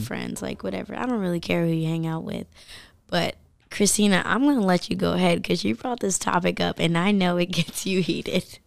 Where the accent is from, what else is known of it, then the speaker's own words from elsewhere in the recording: Milford, Delaware, United States; I'm from Milford and then I went to Polytech